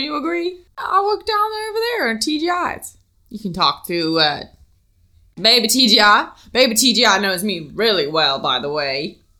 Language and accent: English; Mississippi, United States; born there; I was born in Mississippi. I had a mama and a daddy.